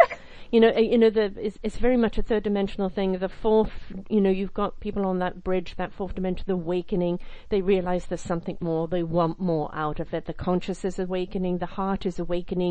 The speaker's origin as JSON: {"language": "English", "country": "United Kingdom", "said": "I'm British."}